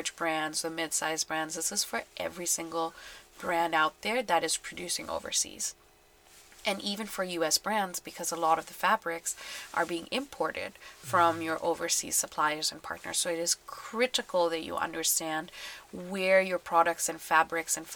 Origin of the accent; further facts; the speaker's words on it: Bangladesh; I'm from Bangladesh